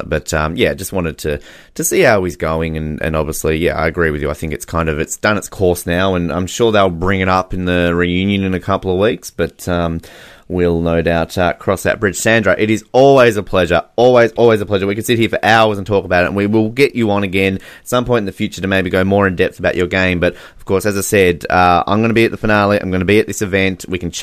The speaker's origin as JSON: {"language": "English", "country": "Australia", "said": "I'm Australian"}